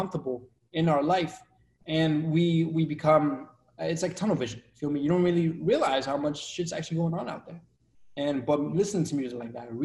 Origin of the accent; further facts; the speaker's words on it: Revere, Massachusetts, United States; also born or lived in Colombia; I grew up in Revere